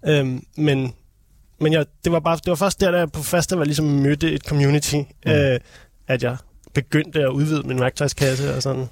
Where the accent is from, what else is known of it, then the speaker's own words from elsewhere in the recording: Copenhagen, Capital Region of Denmark, Denmark; also born or lived in Holte; jeg er sådan Københavner, sporkøbenhavner